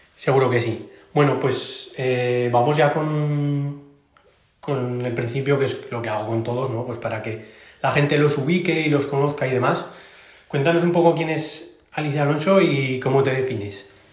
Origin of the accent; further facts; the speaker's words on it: Aragon, Spain; como buen maño